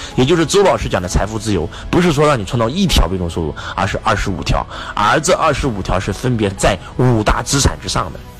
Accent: China

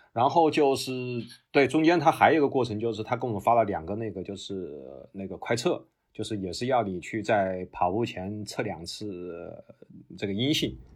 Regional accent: Wuhan, Hubei, China; now in Australia; 因为我是武汉人

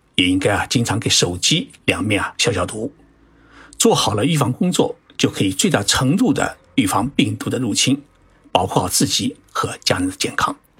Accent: Zhejiang, China; now in Japan; 我老家浙江

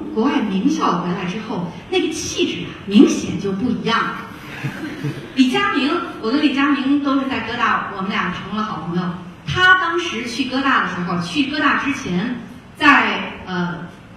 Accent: Shaanxi, China; moved away; also born or lived in Beijing; 我是在陕西出生，陕西长大，那个时候网络也不是很发达，很闭塞

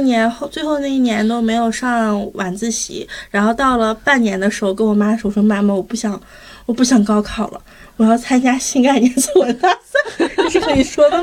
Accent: Heilongjiang, China; moved away; 我是黑龙江的考生，然后我当， 我是二零一三年高考

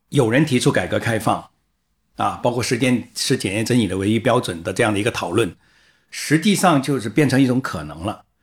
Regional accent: China; also born or lived in Guangdong; 我是一个中国人

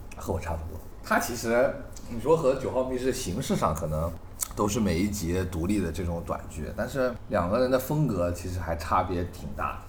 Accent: China; 我们就是大陆的这种观众

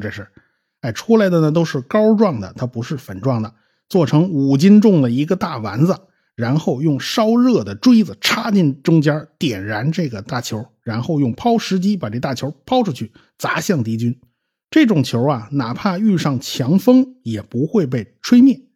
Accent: China; 我们中国人

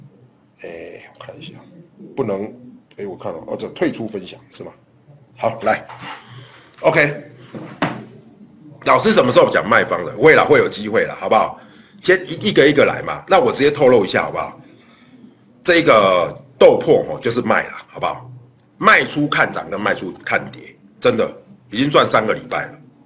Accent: Taiwan; 对，我是台湾人，没有错，没有错，我是台湾人。

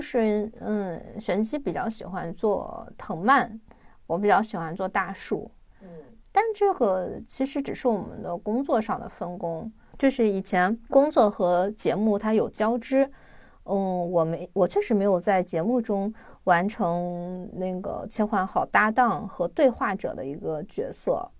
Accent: China; 我们中国人

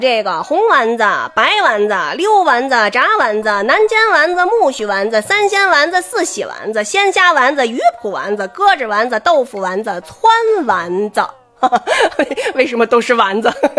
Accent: Beijing, China; 我们北京人啊，有我们自己的文化

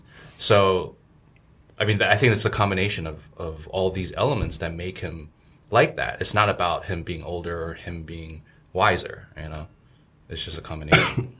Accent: New Jersey, United States; moved away as an adult; also born or lived in New York, United States; now in China; I grew up in Jersey and New York

